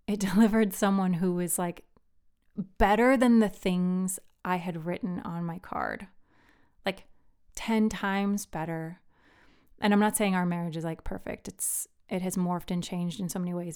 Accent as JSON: {"language": "English", "country": "Philippines", "tie": "born or raised there", "moved": "yes", "lives_now": "United States", "said": "I grew up in the Philippines"}